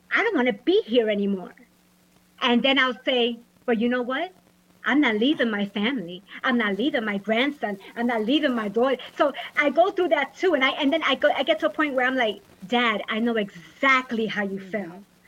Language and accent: English; New York, United States; now in Orlando, United States; I'm originally from New York, but I'm in Orlando, Florida